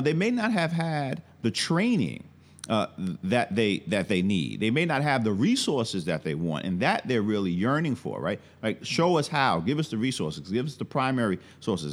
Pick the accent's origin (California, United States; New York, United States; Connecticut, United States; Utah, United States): New York, United States; New York City; moved away as an adult; also born or lived in Atlanta / Louisiana; I'm originally from Brooklyn, New York, uh, born and raised, uh, came of age in the nineteen eighties